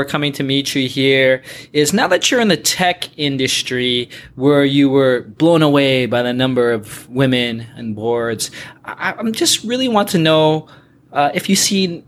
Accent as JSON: {"language": "English", "town": "Toronto", "region": "Ontario", "country": "Canada", "tie": "born or raised there", "said": "I'm from Toronto, born and raised"}